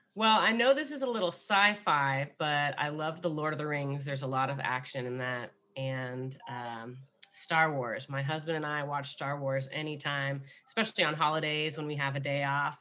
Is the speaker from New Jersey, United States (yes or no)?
no; Los Angeles, California, United States; also born or lived in Highland Park / Altadena; I am from Los Angeles, born and raised